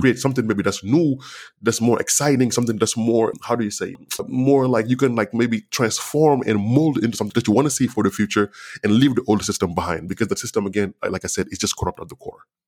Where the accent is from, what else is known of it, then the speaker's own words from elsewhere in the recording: Senegal; first language Wolof; English is a second language; moved away; growing up in, in Senegal